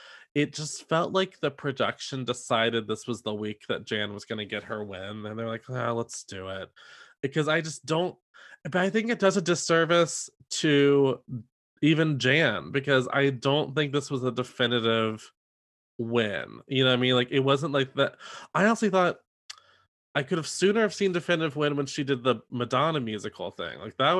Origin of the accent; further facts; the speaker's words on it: New York, United States; actually have a lot in common. We're both from New York. We're both Catholic. And we are both Italian.